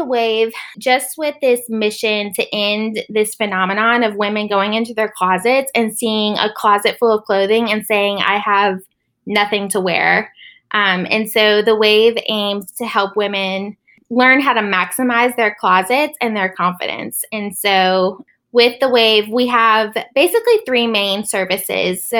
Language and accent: English; Charlotte, North Carolina, United States; I was born and raised in Charlotte, North Carolina